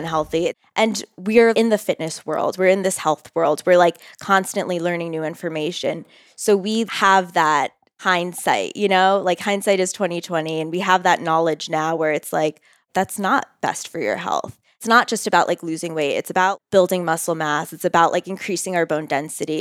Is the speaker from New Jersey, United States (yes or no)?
yes; Bridgewater, New Jersey, United States; moved away as an adult; also born or lived in New York City; now in Denver, United States; I'm from New Jersey